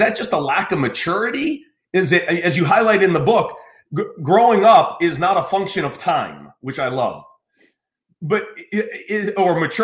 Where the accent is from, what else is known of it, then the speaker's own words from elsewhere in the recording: United States; I grew up in America